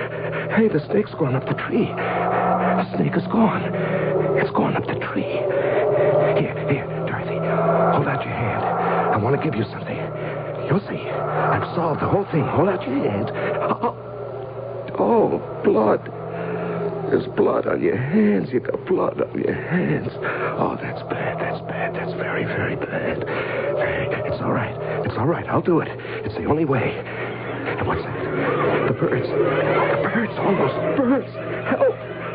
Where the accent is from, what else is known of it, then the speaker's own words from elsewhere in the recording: Cincinnati, Ohio, United States; Well, I grew up in Cincinnati.